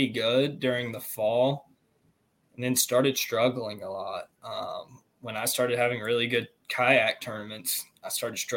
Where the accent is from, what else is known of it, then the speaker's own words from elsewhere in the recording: Central Virginia, United States; Growing up in Central Virginia, we had a few tournaments out there